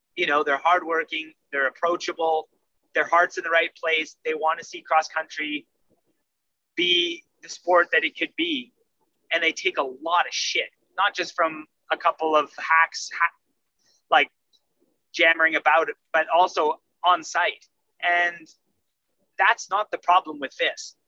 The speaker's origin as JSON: {"language": "English", "country": "Canada", "said": "I'm Canadian"}